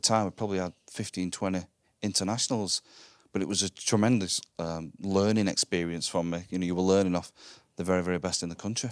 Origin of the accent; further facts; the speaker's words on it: Wigan, North West England, United Kingdom; I grew up in Wigan in the, in the glory, the glory days